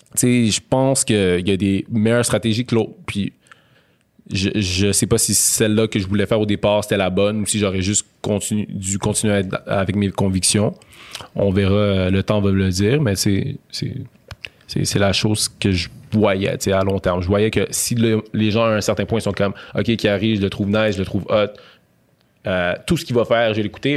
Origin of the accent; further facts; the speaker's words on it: Montreal, Quebec, Canada; j'ai grandi à Montréal-Nord